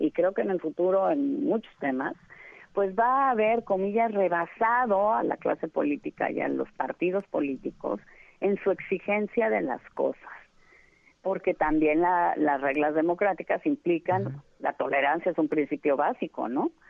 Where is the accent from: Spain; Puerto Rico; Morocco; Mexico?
Mexico; una mexicana